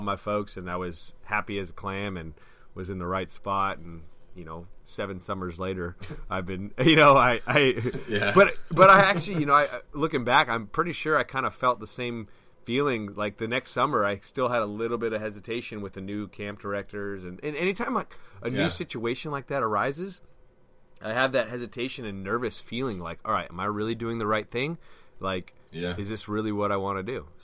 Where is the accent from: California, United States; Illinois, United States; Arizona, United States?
California, United States; San Luis Obispo; I'm 15 years old, and I'm driving from San Luis Obispo to Long Beach